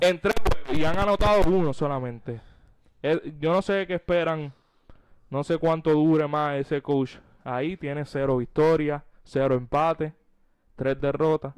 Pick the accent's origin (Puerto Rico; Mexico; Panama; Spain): Puerto Rico; como puertorriqueños, patriotas que siempre están pendientes